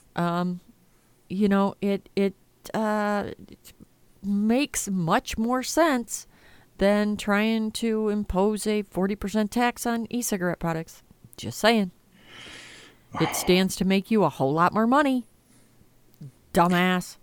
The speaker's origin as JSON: {"language": "English", "country": "United States", "said": "I'm an American."}